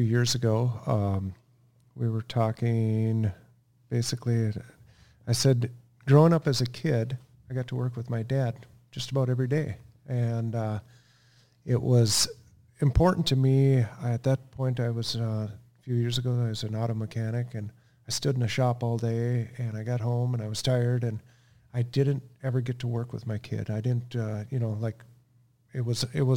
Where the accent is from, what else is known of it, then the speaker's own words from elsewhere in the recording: Melrose, Minnesota, United States; In Melrose. We were on a farm, just a family farm.